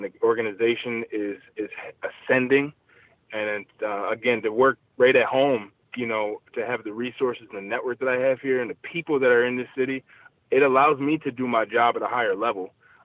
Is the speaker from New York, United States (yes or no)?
yes; Buffalo, New York, United States; I'm actually from Buffalo